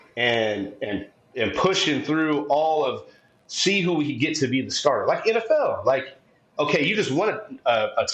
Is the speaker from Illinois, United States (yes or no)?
no; San Diego, California, United States; I'm from San Diego